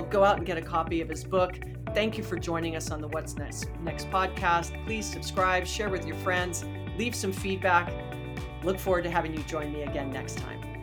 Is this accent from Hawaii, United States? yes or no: yes; Hawaii, United States; moved away; I'm from Hawaii